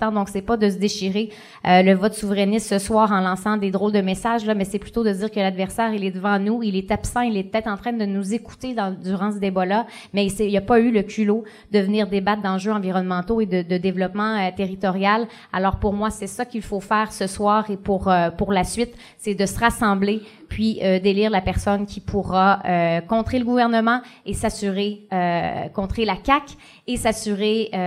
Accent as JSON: {"language": "French", "area": "Gaspésie", "region": "Quebec", "country": "Canada", "said": "chez nous en Gaspésie."}